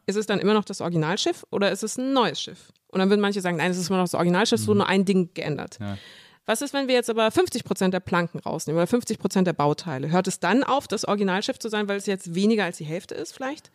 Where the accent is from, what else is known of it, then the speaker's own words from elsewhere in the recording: Munich, Bavaria, Germany; ich bin in München geboren und aufgewachsen